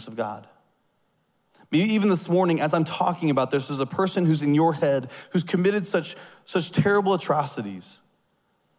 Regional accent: Southern United States, United States; I see myself as Southern first

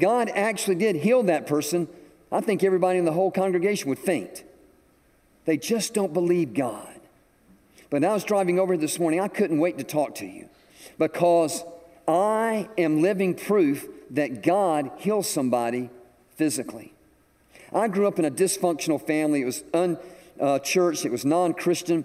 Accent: Atlanta, Georgia, United States; moved away as an adult; now in South Carolina, United States; I was from Georgia. I was from Atlanta.

